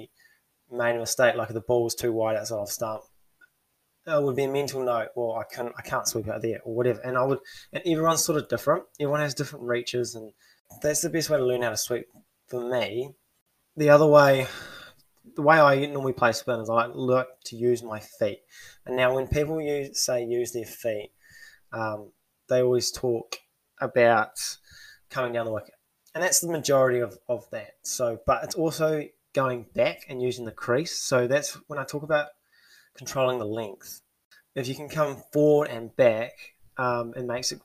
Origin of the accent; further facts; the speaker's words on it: New Zealand; as a Kiwi